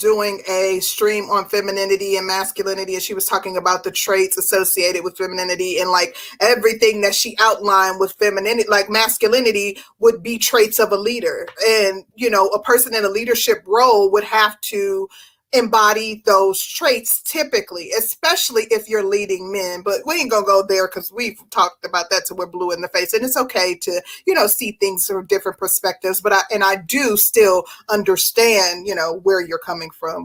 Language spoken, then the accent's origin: English; Midwest, United States; I'm from the Midwest